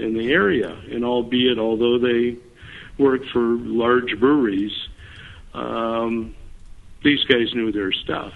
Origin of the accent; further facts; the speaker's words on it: Red River Valley, eastern North Dakota, United States; moved away as an adult; now in Minnesota, United States; I grew up in North Dakota. I'm not a native Minnesotan. I grew up in the Red River Valley area, which is eastern North Dakota